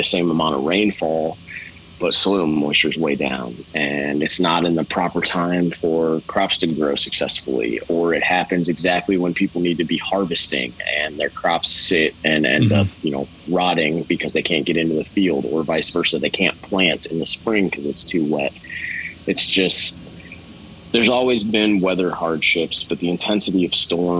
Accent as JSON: {"language": "English", "town": "Houston", "region": "Texas", "country": "United States", "tie": "born or raised there", "said": "I grew up in Houston, Texas"}